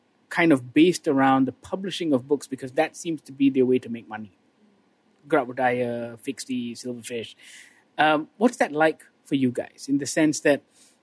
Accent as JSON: {"language": "English", "country": "Malaysia", "said": "as a Malaysian"}